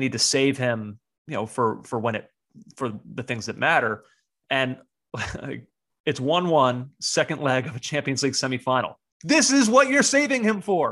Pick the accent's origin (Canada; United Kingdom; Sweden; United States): United States; the American on this podcast